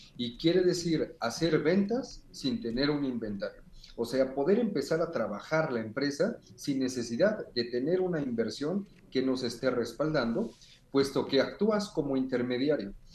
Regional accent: Mexico; aquí en nuestro país

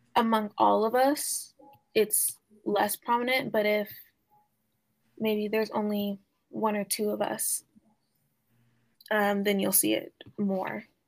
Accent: Oklahoma, United States; growing up in Oklahoma

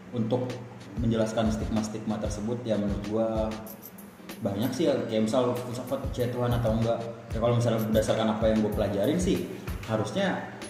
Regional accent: West Jakarta, Jakarta, Indonesia; gue berangkat dari salah satu SMA di Jakarta Barat

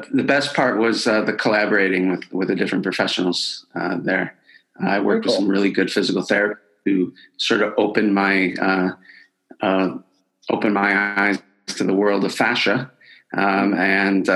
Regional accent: Chicago, Illinois, United States; moved away as an adult; also born or lived in Des Plaines, Illinois; now in United Kingdom; I was born in Chicago and raised there

